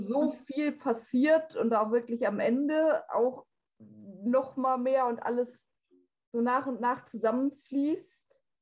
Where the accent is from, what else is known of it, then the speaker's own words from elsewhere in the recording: North Rhine-Westphalia, Germany; ich bin 24 Jahre alt und ich komme aus NRW